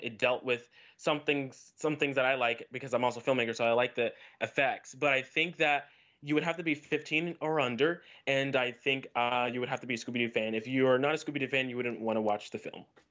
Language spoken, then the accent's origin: English; Orlando, Florida, United States; I'm from Orlando, Florida